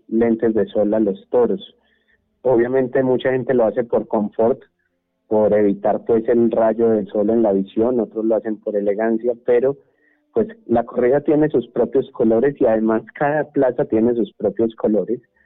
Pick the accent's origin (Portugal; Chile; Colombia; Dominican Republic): Colombia; Antioquia; accent: paisa antioqueño; nuestro lenguaje, con nuestra forma de hablar país antioqueña